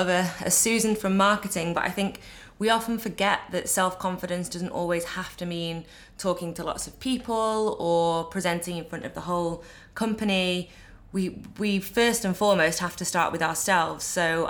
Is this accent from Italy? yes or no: no; United Kingdom; as a Brit, you know, I was always raised to be humble